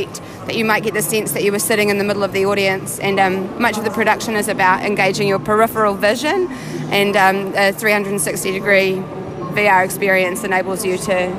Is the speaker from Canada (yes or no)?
no; New Zealand; So we are from New Zealand